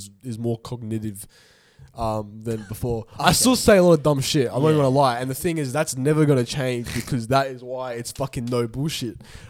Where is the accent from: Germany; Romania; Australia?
Australia; accent: Aussie; I legit was like, actually Australian